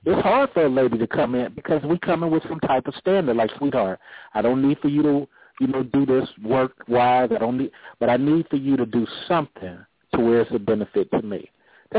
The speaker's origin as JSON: {"language": "English", "region": "California", "country": "United States", "moved": "yes", "lives_now": "Atlanta, United States", "said": "I'm originally from California"}